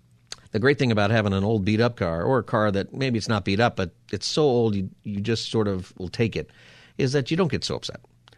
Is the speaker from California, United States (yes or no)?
yes; Palmdale, California, United States; I remember as a kid all the time growing up in Palmdale area and my dad talking about the drought and saving water